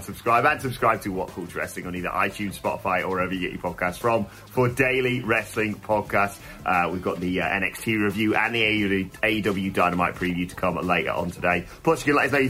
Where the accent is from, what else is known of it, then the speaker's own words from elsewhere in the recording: United Kingdom; We're British